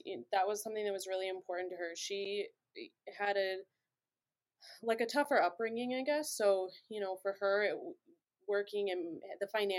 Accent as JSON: {"language": "English", "town": "Chicago", "region": "Illinois", "country": "United States", "tie": "born or raised there", "said": "I grew up in Chicago on the South Side in the Beverly neighborhood"}